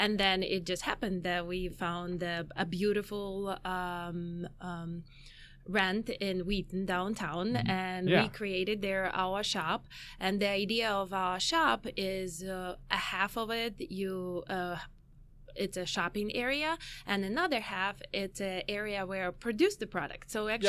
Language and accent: English; Ukraine; also born or lived in Chicago; now in United States; So, going from the beginning, I came from Ukraine about 15 years ago, me and my husband. So we've been here for 15 years. And we lived in Chicago for 8 years.